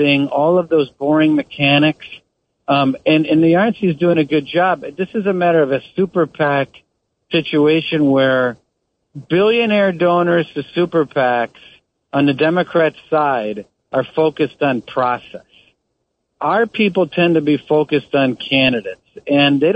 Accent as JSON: {"language": "English", "region": "Wisconsin", "country": "United States", "tie": "born or raised there", "said": "I grew up in Wisconsin."}